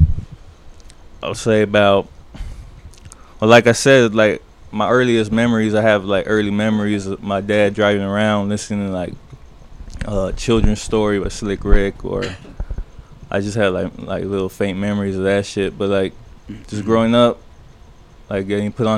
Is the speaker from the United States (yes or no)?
yes; Downey, California, United States; I grew up right here on the borderline of Downey and Paramount